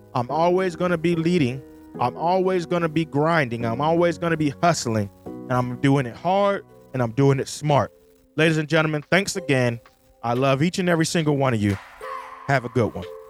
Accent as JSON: {"language": "English", "country": "United States", "said": "my home country, the United States"}